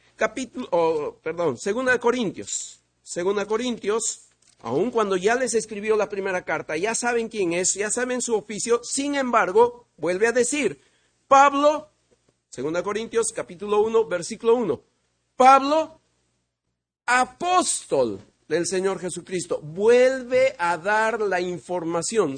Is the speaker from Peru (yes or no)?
yes; Peru; vengo de Perú